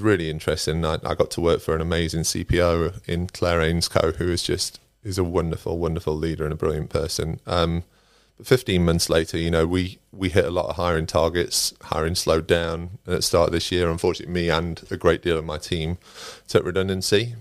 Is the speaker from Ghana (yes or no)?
no; Derbyshire, East Midlands, United Kingdom; moved away as an adult; also born or lived in Nottingham; I'm originally from Derbyshire, um, and I started my career in recruitment in Nottingham. I moved to Nottingham when I was about 21